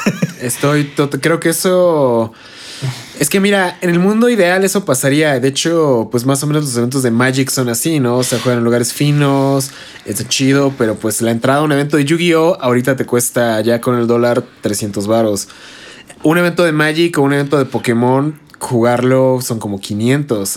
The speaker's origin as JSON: {"language": "Spanish", "town": "Toluca", "region": "State of Mexico", "country": "Mexico", "said": "nosotros somos de Toluca"}